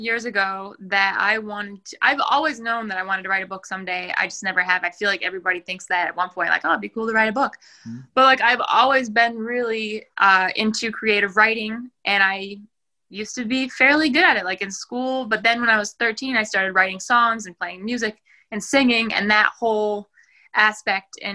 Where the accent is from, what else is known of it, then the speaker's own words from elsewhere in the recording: New Hampshire, United States; I'm from New Hampshire